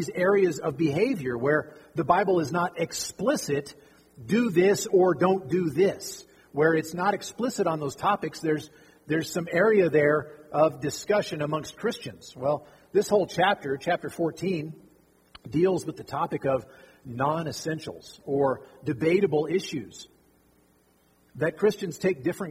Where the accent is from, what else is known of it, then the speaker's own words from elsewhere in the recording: Fallon, Nevada, United States; also born or lived in Arkansas; I grew up right here in Fallon